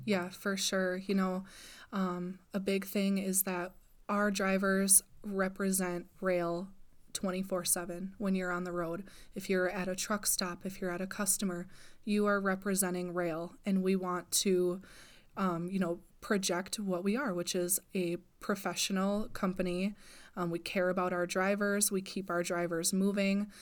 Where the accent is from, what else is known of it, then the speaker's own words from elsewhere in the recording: Wausau, Wisconsin, United States; also born or lived in Marshfield, Wisconsin; I'm originally from Wausau, so I spend a lot of time there.